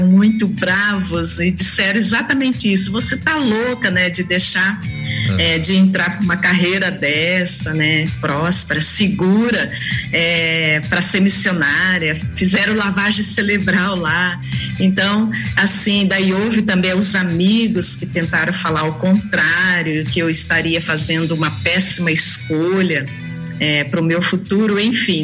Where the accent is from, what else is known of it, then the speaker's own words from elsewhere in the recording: Itambé, Paraná, Brazil; also born or lived in Sarandi, Paraná / Serra Negra, São Paulo / São Pedro, São Paulo; now in Piracicaba, Brazil; eu sou natural de Itambé, uma cidadezinha próxima ali de Maringá.